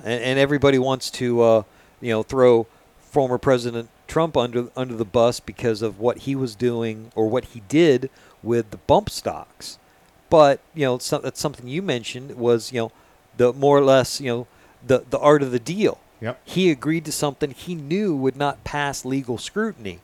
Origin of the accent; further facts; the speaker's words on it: Florida, United States; being a Florida native